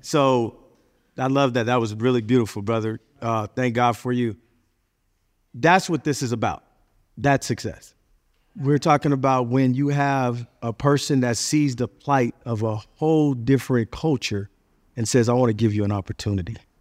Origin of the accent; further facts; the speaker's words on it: California, United States; I'm originally from California